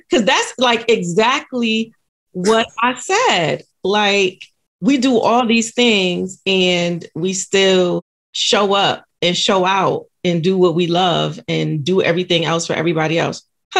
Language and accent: English; Connecticut, United States; So I've known you for a very long time, but we grew up in Connecticut.